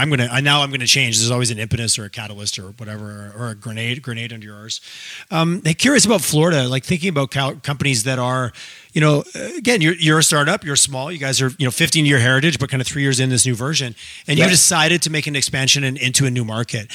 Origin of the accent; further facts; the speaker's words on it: Eastern Canada, Canada; now in Calgary, Canada; I grew up in Eastern Canada where you get a little more of the arms crossed